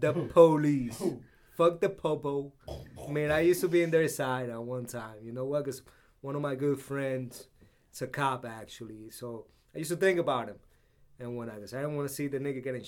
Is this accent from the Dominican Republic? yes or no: yes; Dominican Republic; now in United States; I'm not Mexican. I'm Dominican.